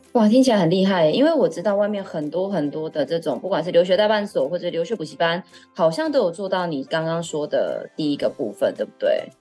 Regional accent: Taiwan; 我就是个土生土长，都在台湾，刷废的年轻人

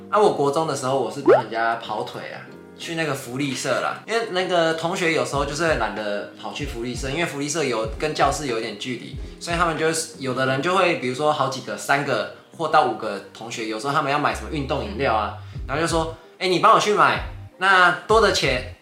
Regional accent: northern Taiwan, Taiwan; 就我们北部人没有做过这种事啊

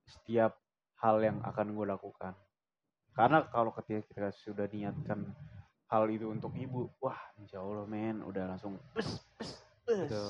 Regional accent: Jakarta, Indonesia; Kenapa gue mau, gue Betawi ya?

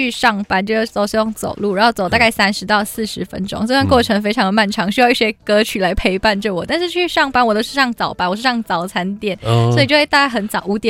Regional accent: Kuala Lumpur, Federal Territory of Kuala Lumpur, Malaysia; moved away as an adult; also born or lived in Taiwan; now in Taipei, Taiwan; 然后我是来自马来西亚的吉隆坡市中心，对，然后来到台湾已经两年了，

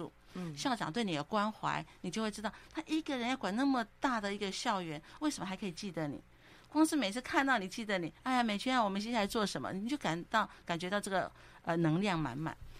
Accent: southern Taiwan, Taiwan; 我是南部的小孩，南部的小孩呢，其实呃从小生活的时候都是比较勤俭。

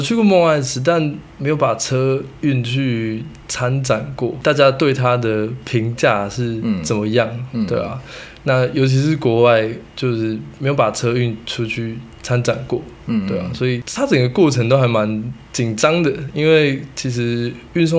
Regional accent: Kaohsiung, Taiwan; moved away as an adult; now in Taipei, Taiwan; 然后我已经来台北工作，我是高雄人

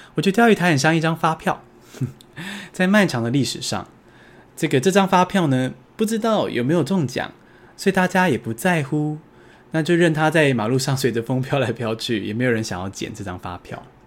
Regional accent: Taiwan

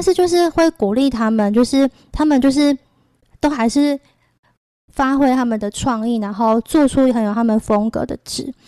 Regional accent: Changhua County, Taiwan; 我是彰化人

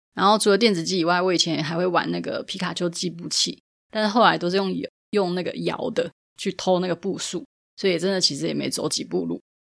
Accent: Taipei, Taiwan; 因为我是台北人

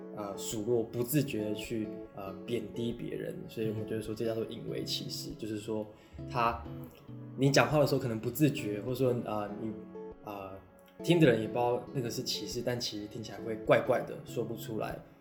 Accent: Taipei, Taiwan; 我从小，我出生在台北，从小到大都在，反正就是在台北长大啦，从出生到现在念研究所都没有离开过台北

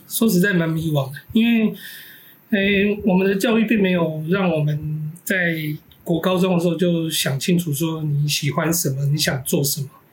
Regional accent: Taiwan; 我现在我现在没有住在老家。我老家还在那个中正纪念堂旁边。

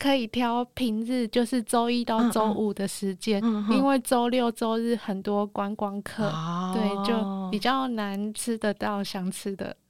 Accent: Tainan, Taiwan; 我也是当地人

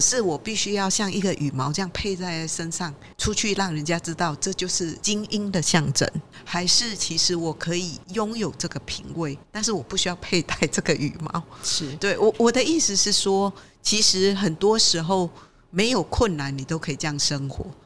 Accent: Malaysia; now in Taiwan; 因为我在马来西亚成长

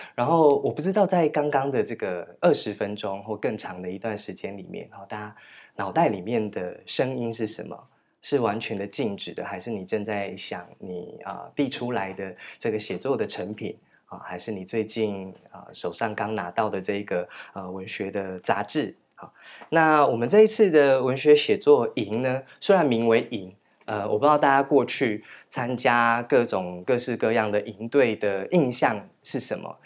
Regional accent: Chishang, Taitung County, Taiwan; moved away; 我从池上乡来，你知道我们乡下没有人家叫什么夜公馆，什么某某公馆，某某峪，某某府这样子

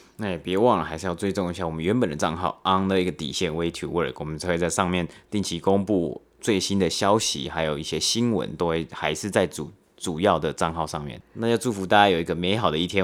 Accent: Taiwan; moved away; 我爸妈从台湾寄的包裹过来

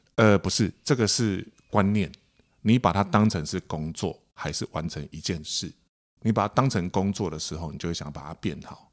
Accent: Taipei, Taiwan; also born or lived in Kaohsiung; 我是台北人， 我是台北小孩

